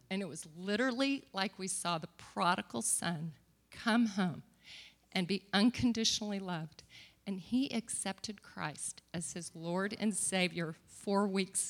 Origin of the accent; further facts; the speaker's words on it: Asbury, United States; now in Fort Worth, United States; I grew up in Asbury, and I don't live here now. I live in Fort Worth.